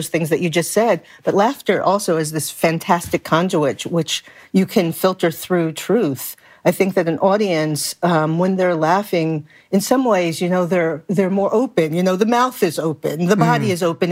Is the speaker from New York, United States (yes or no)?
yes; New York City, New York, United States; I grew up in Brooklyn in a multicultural community.